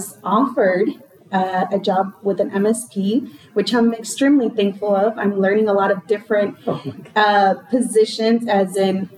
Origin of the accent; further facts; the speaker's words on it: Mexico; moved away; I was born in Mexico